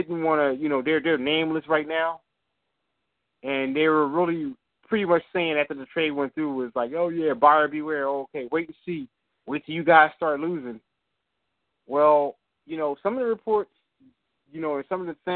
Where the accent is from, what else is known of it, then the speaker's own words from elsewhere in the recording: Philadelphia, Pennsylvania, United States; I'm hail from Philadelphia, PA